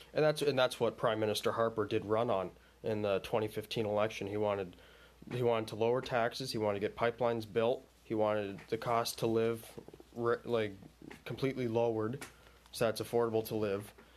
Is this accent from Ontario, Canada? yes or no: yes; Ontario, Canada; I'm from Ontario